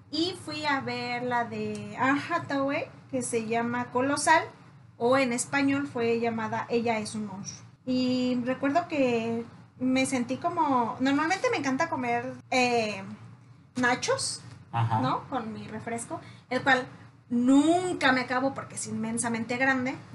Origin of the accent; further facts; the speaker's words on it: Mexico; No, excuse me, somos mexicanos.